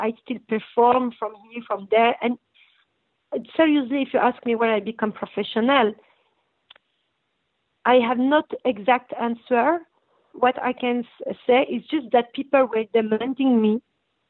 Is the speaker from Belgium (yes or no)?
yes; Brussels, Brussels-Capital Region, Belgium; accent: French; English is a second language; moved away as an adult; also born or lived in North Morocco / Tangier, Morocco; now in United States; I grew up in Belgium and we were in ghetto and we were very discriminated